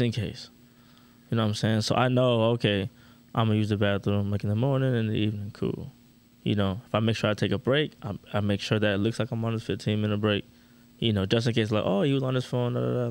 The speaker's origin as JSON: {"language": "English", "town": "Orlando", "region": "Florida", "country": "United States", "said": "I'm from Orlando"}